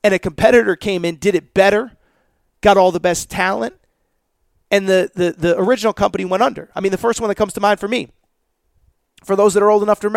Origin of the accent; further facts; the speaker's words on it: Hartford, Connecticut, United States; I grew up in the Hartford area.